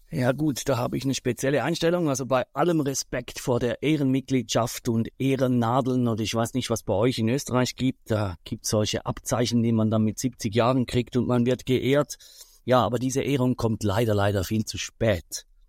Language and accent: German; Switzerland; bei uns in der Schweiz